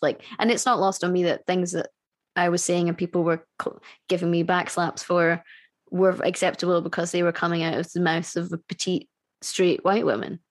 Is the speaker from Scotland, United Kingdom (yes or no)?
yes; Scotland, United Kingdom; I'm Scottish.